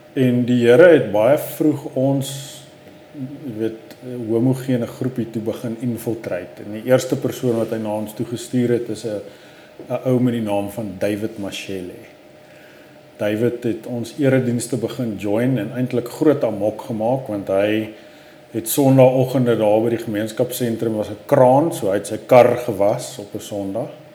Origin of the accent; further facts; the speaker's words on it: Johannesburg, Gauteng, South Africa; ek het bly al in hierdie neighborhood eh, vir amper 44 jaar